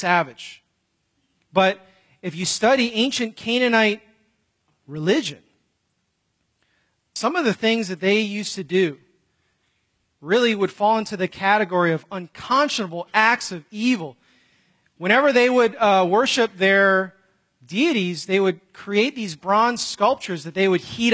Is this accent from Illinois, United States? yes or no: yes; Chicago, Illinois, United States; where I grew up in Chicago